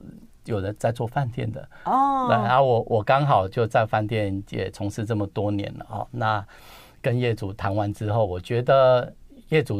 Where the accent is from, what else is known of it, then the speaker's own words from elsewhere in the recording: Kaohsiung, Taiwan; 我是高雄人。